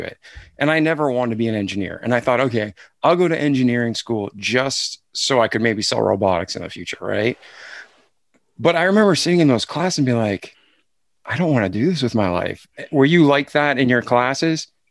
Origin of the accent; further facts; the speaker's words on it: Milford, Massachusetts, United States; I'm from Boston, outside of Boston, Milford, Mass